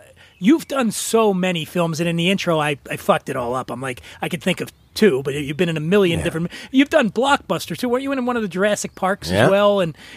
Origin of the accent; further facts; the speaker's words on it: Philadelphia, Pennsylvania, United States; moved away; I grew up in Philly, in a tough neighborhood in Philly.